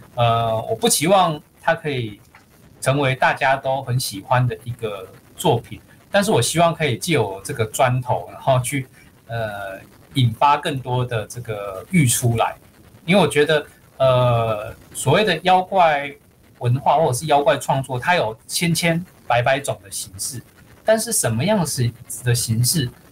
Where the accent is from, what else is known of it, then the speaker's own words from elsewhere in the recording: Taiwan; 我们台湾人